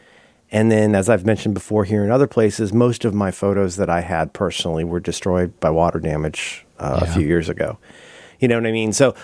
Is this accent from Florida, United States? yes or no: yes; Florida, United States; also born or lived in Ohio; I am from Florida. I went to college in Florida. My decisions reflect being raised in Ohio and Florida